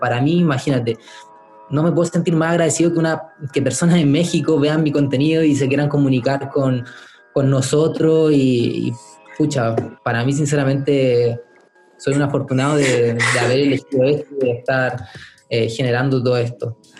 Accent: Valparaíso, Chile; en Valparaíso, mi ciudad natal

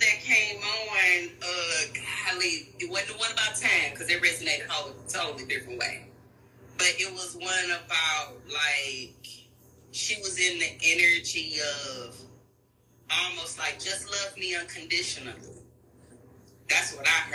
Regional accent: Houston, Texas, United States; from Houston, Texas

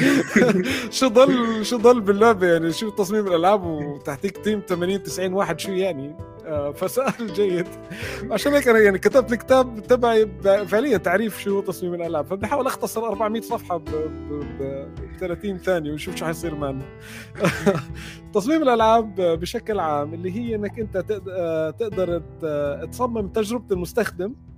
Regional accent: Jordan; انا من من الاردن اصلا

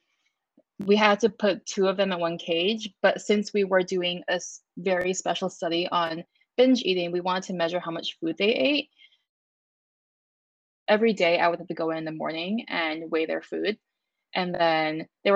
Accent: San Francisco, California, United States; I grew up in San Francisco, California

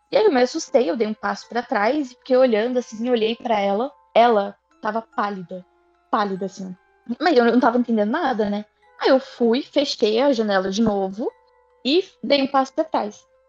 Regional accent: Brazil; Eu, como boa brasileira

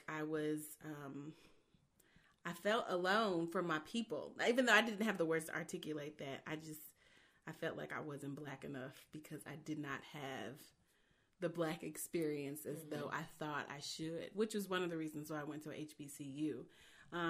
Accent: Baldwin, Missouri, United States; I grew up in Baldwin. My parents, who both lived in the city as children, decided to purchase a home in Baldwin, Missouri. And so that's where I spent my entire childhood

